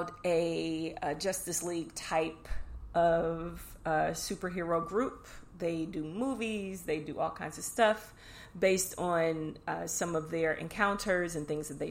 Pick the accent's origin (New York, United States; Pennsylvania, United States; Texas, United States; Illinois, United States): Illinois, United States; Chicago; The Chi. It's my hometown